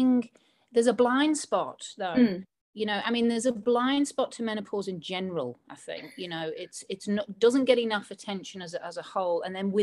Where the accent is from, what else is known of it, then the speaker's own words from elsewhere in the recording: Liverpool, North West England, United Kingdom; accent: Scouse; And yes, I'm from Liverpool, which is what a Scouser is. Although I don't sound as Liverpudlian as I used to, unless I get drunk, and then I do.